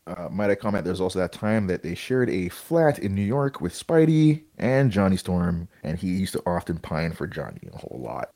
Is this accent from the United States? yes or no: no; Canada; we're Canadian